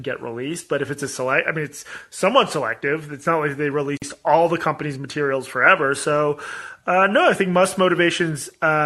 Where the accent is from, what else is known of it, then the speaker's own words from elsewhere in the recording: Boston, Massachusetts, United States; my hometown in Boston